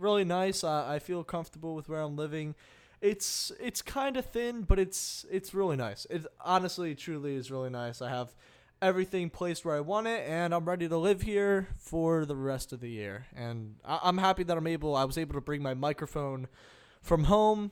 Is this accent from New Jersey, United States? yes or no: yes; New Jersey, United States; I'm from New Jersey. I had, you know, a regular setup back at home.